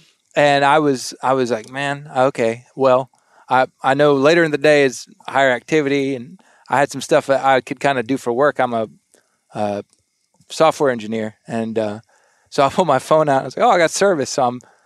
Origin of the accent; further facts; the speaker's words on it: South Texas, United States; now in Arkansas, United States; I grew up in South Texas in um, the duck blinds.